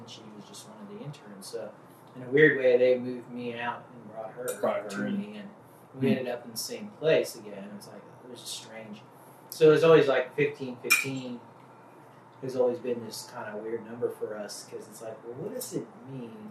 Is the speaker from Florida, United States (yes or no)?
yes; Florida, United States; moved away; also born or lived in Colorado Springs; I grew up in Florida